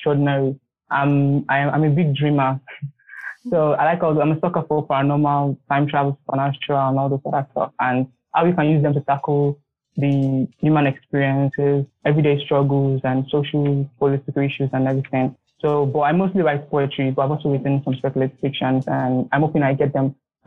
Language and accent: English; Nigeria; I'm from Nigeria, of Benin descent